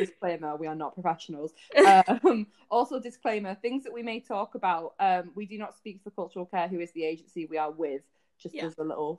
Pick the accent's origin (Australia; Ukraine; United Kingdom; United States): United Kingdom; the north of England; I'm from the north somewhere. Northern.